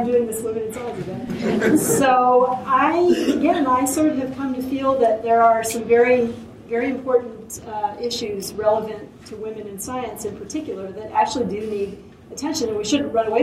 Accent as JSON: {"language": "English", "town": "Hilo", "region": "Hawaii", "country": "United States", "tie": "born or raised there", "moved": "yes", "said": "I grew up in Hilo, Hawaii"}